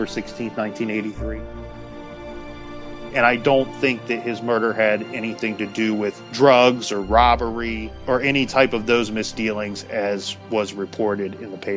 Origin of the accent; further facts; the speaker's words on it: Columbus, Ohio, United States; I grew up in Columbus, Ohio.